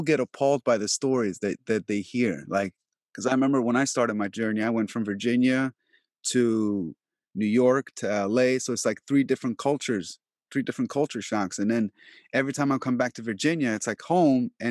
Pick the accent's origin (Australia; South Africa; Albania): Albania; now in United States; I've been in America for only 20 years. I'm from Albania.